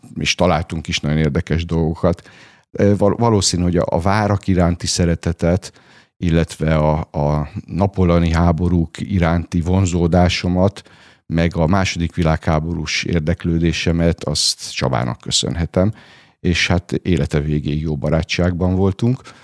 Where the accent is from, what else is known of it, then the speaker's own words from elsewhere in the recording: Veszprém, Veszprém County, Hungary; moved away as an adult; also born or lived in Szombathely; én Veszprémben születtem, ott is nőttem fel, ott érettségiztem a Lovasi László gimnáziumban